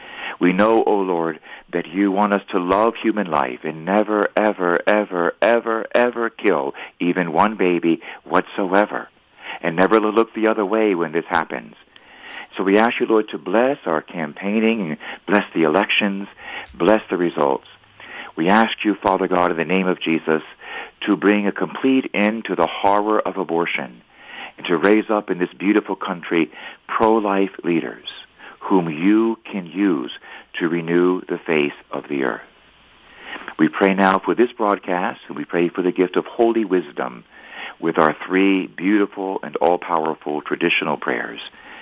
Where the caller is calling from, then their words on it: Wyoming, United States; I'm calling you from Wyoming, from the Wild Wild West.